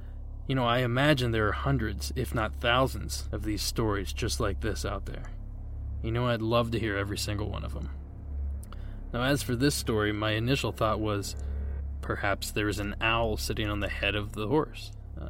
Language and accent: English; Ohio, United States; my home state of Ohio